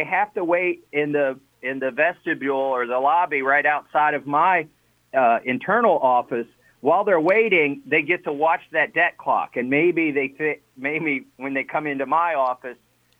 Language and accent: English; Kentucky, United States; moved away as an adult; also born or lived in New England; my wife and I moved back to Kentucky from New England